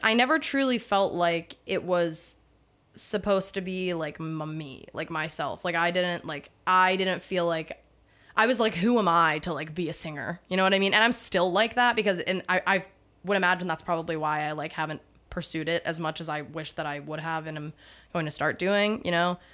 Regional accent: Pittsburgh, Pennsylvania, United States; I'm from Pittsburgh.

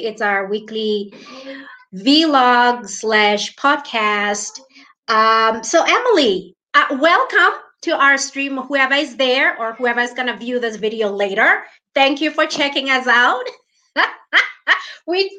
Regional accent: South Africa; So I'm streaming from South Africa. You're streaming from New Zealand. Both of us are we're dual citizens, right? You are American Kiwi. I'm South African American.

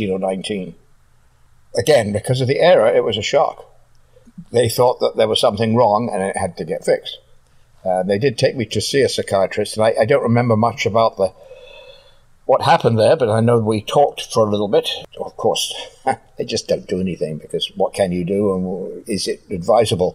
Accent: London, United Kingdom; I was born in London, England, in 1950

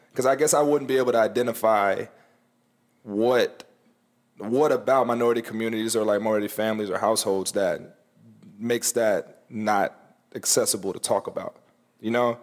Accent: the South, United States; growing up in the South

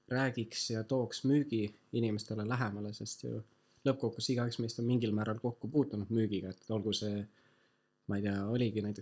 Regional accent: Tartu, Tartu County, Estonia; ma olen tartlane

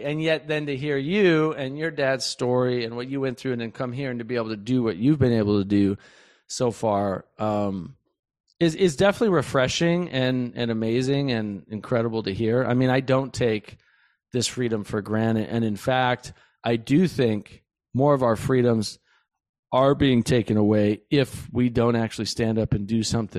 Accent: United States; I grew up in the United States. I've been here my whole life. I visited a few other countries, but, you know, I mostly know the United States.

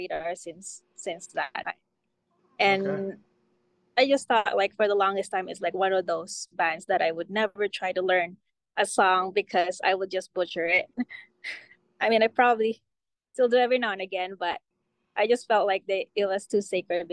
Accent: Philippines; moved away; I grew up in the Philippines

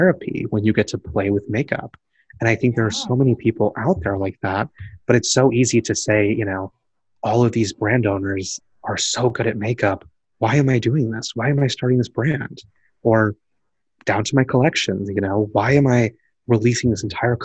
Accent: Deep South, United States; growing up in the Deep South, I was in a predominantly Caucasian private school

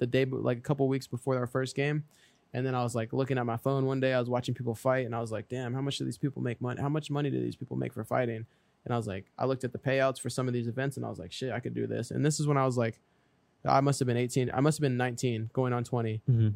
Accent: Florida, United States; also born or lived in Virginia; Me and my mom, like, kind of, like, ran down to Florida

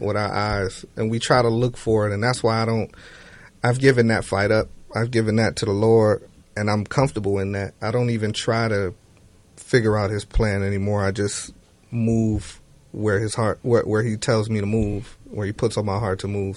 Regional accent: Miami, Florida, United States; I grew up in Miami, and all of the music was very feel good when I was coming up

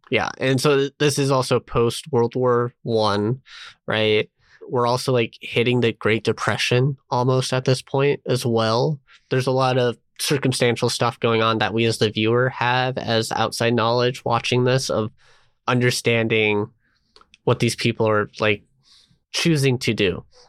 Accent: Colorado, United States; I'm from Colorado

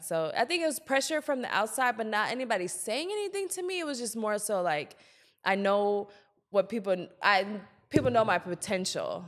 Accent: Columbia, South Carolina, United States; also born or lived in Germany; Then we moved to Columbia, South Carolina. That's basically where I spent all my youth

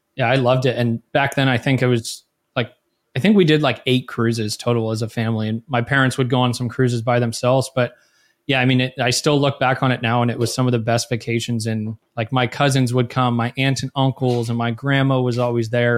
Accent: Millbrae, California, United States; I was born in Millbrae, California, which is, uh, about ten minutes south of San Francisco.

